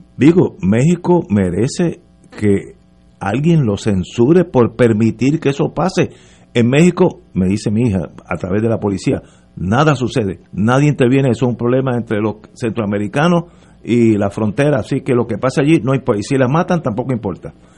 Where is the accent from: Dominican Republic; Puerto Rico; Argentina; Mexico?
Puerto Rico; soy puertorriqueño